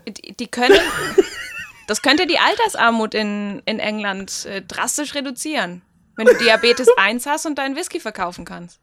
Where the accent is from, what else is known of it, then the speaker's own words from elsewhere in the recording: Germany; bei uns in Deutschland